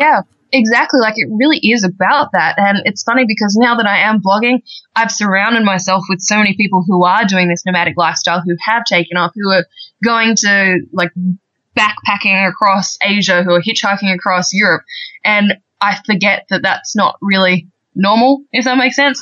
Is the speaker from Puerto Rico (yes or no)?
no; Australia; accent: Australian; I'm actually I'm Australian, as you can probably tell by the accent by now. Um, yeah, so I'm from Australia.